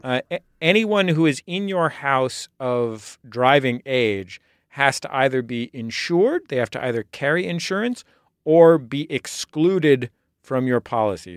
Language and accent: English; San Francisco, California, United States; I grew up in San Francisco as a pedestrian